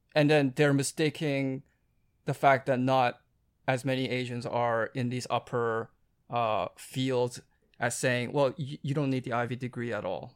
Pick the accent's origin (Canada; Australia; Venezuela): Canada; Vancouver, British Columbia; moved away as an adult; I grew up in Vancouver